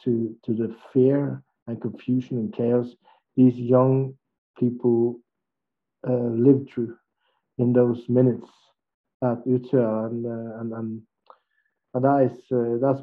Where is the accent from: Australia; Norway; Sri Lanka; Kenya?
Norway; I grew up in Norway